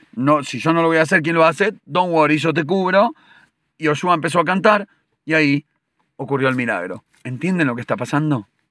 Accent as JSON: {"language": "Spanish", "country": "Argentina", "tie": "born or raised there", "said": "nosotros de chico de chicos en Argentina"}